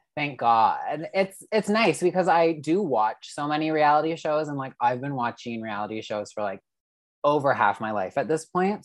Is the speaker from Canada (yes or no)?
yes; Canada; I'm Canadian